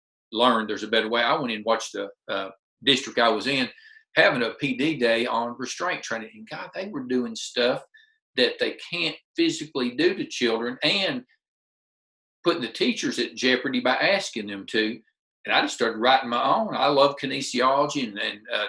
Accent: Middle Tennessee, United States; for a kid, like I said, from Middle Tennessee

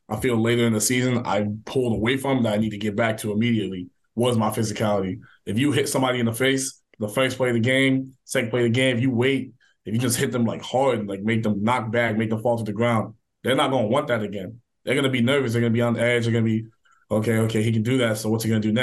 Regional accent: Dayton, Ohio, United States; I grew up in Dayton, Ohio for a large part of my childhood.

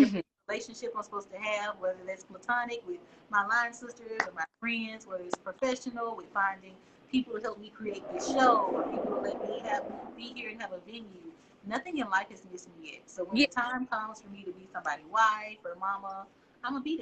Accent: the South, United States; now in Alabama, United States; we are in the South. I'm in Alabama

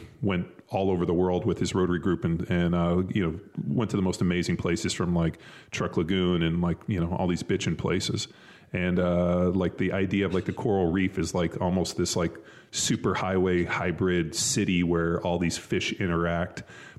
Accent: Palos Verdes, California, United States; I grew up in Southern California. I grew up in a town called Palos Verdes.

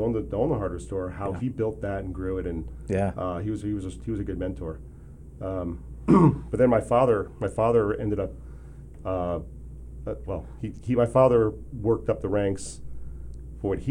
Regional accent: Sleepy Hollow, New York, United States; now in Phoenix, United States; I grew up in Sleepy Hollow, New York

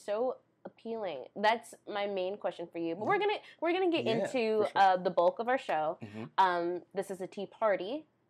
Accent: Chicago, Illinois, United States; now in Des Moines, United States; I'm from Chicagoland

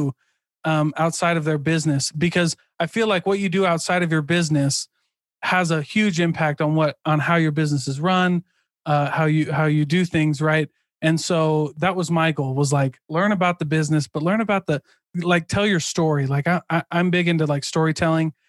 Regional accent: Midwest, United States; I'm from the Midwest, like farming, factories, manufacturing, construction

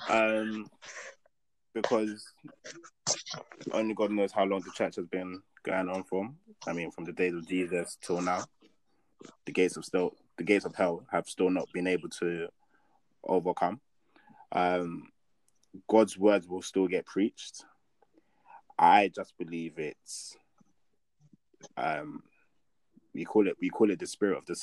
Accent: Nigeria; I can only speak on the Nigerian church because I'm Nigerian and that's what I've experienced

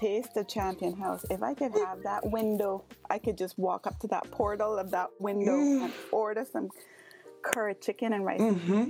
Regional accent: West Bay, Cayman Islands; now in Indiana, United States; growing up in West Bay, driving along 7 Mile Beach, took that for granted.

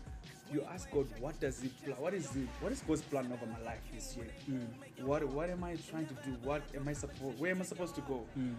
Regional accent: Zimbabwe; I grew up in Bali. This is where I grew up, and this is my parents' place.

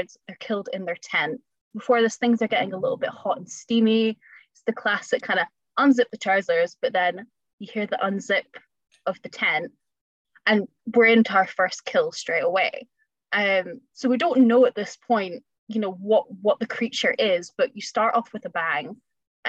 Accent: Scotland, United Kingdom; being Scottish, we're both Scottish

